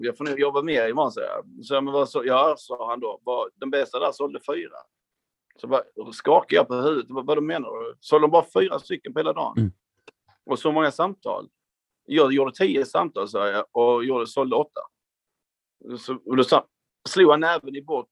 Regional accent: Hässleholm, Skåne, Sweden; jag är en kille från Skåne, precis som ni, från eh, Hässleholm mm. från början

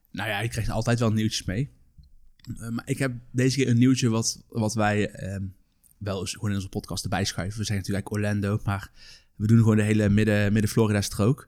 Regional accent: Netherlands; ik als Nederlander met een Nederlands paspoort

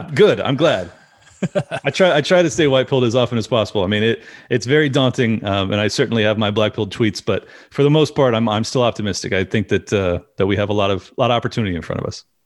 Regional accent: California, United States; I'm born and raised in California

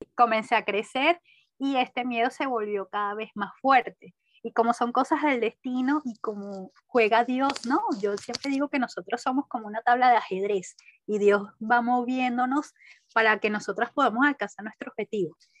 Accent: Caracas, Capital District, Venezuela; nací en Caracas, crecí y actualmente vivo aquí, Caracas, Venezuela

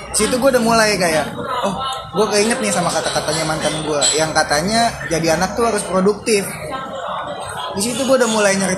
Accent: Kalimantan, Indonesia; Gua aja nggak tahu yang orang Kalimantan.

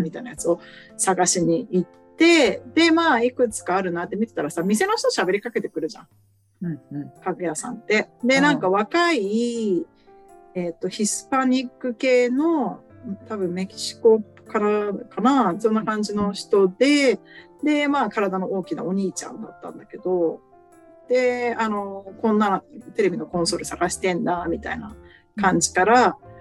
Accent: Japan; now in Arizona, United States; 私も娘もね日本生まれで日本語喋る

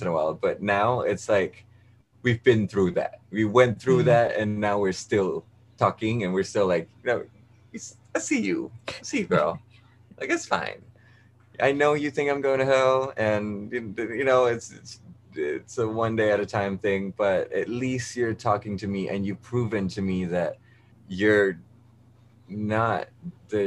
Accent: Malaysia; moved away as an adult; now in New York, United States; I'm from Malaysia

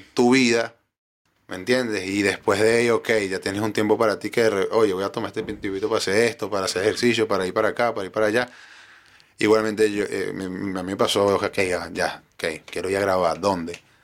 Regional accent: Cabudare, Lara, Venezuela; moved away as an adult; also born or lived in Maracaibo, Venezuela; now in Chile; Barquisimeto como tal, yo soy de Caudare.

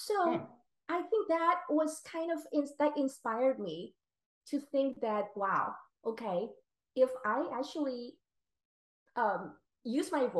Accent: Taiwan; moved away as an adult; also born or lived in Philadelphia / San Diego; I was born and raised in Taiwan.

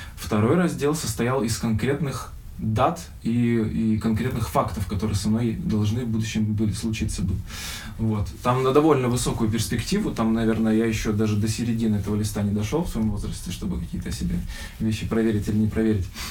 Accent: Birobidzhan, Jewish Autonomous Oblast, Russia; мы приехали из Сочи, вернулись к нам в Бербиджан

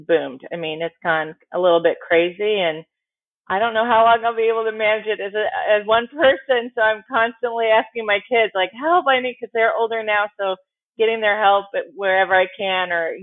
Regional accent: Tempe, Arizona, United States; also born or lived in San Diego / Chicago; now in Dallas, United States; I'm actually from Arizona. I grew up in a town called Tempe.

